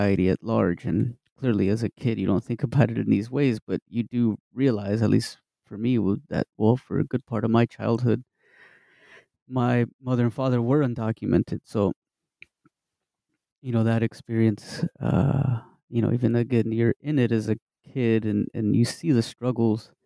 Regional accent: Midland, Texas, United States; I'm originally from Texas, from West Texas, little town called Midland

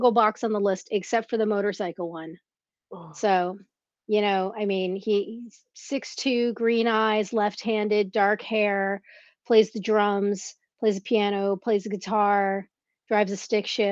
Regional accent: Teaneck, New Jersey, United States; also born or lived in Bronx, New York; I grew up in North Jersey, in Teaneck, and you know, by way of the Bronx

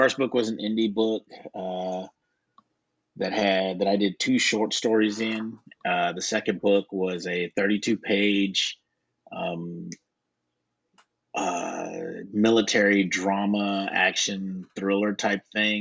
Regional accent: Waco, Texas, United States; Born and raised in Waco, Texas

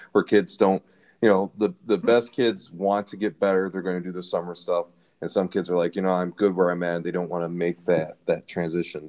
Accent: Lansing, Michigan, United States; I was a kid growing up in Lansing

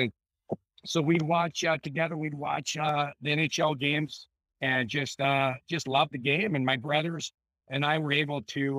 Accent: Illinois, United States; I grew up, we grew up in Illinois

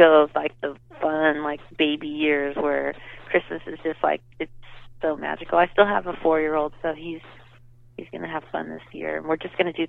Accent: Southern California, United States; growing up in California, it's fun because you can go up to Big Bear

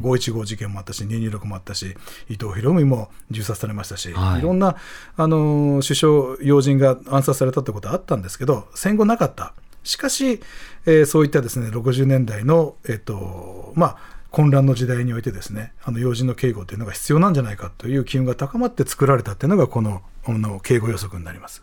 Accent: Nishinomiya, Hyogo, Japan; now in Tokyo, Japan; ふるさとの兵庫県西宮市が阪神・淡路大震災で被災しまして

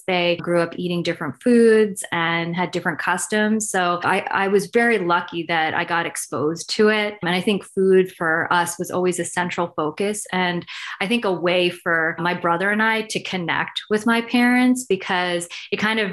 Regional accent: New Jersey, United States; I grew up in Jersey, and I was probably one of the only South Asian kids in my school

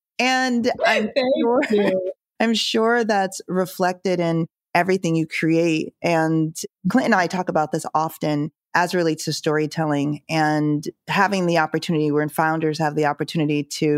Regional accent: Jamaica; born there; I was born in Jamaica. My parents immigrated here.

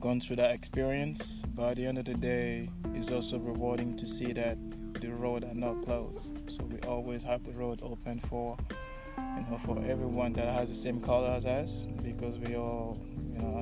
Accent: Côte d’Ivoire; now in United States; mainly grew up, born and raised in Ivory Coast

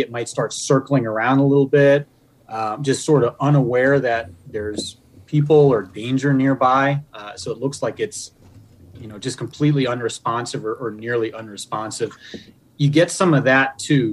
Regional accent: Pennsylvania, United States; moved away as an adult; also born or lived in Virginia / Illinois; now in Michigan, United States; I grew up in Pennsylvania.

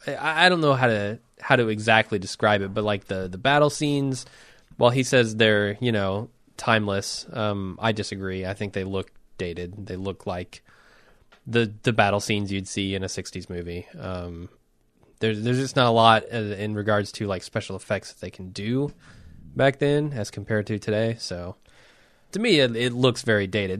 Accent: United States; as an American film goer

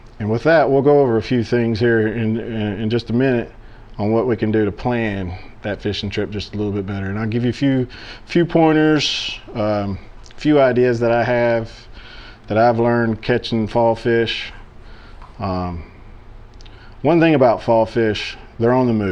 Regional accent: Chapel Hill, Tennessee, United States; I'm from Chapel Hill, Tennessee. Born and raised here, lived here most of my life.

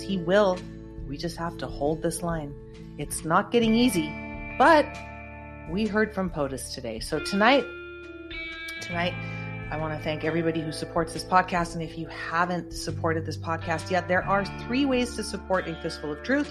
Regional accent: California, United States; I'm proud to say as a Californian

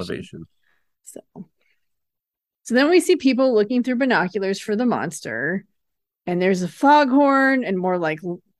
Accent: Lake Tahoe, United States; which I'm from Lake Tahoe, so that does not sound impressive to me. I'm a lake snob.

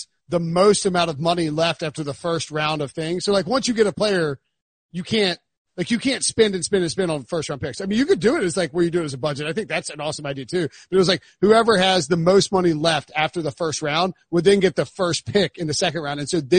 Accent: Waterloo, Iowa, United States; he would have played for their minor league team and also my hometown team, the Waterloo Bucks.

